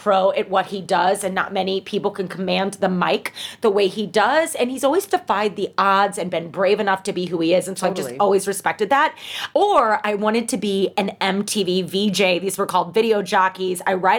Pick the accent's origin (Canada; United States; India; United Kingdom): United States; St. Louis, Missouri; I'm from St. Louis. So if that's surprising anyone, yeah, I have a St. Louis background and we loved ….